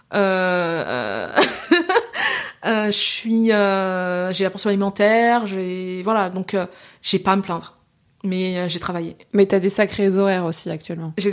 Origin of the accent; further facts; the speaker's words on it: Senegal; veut dire femme en Wolof. Je suis sénégalaise.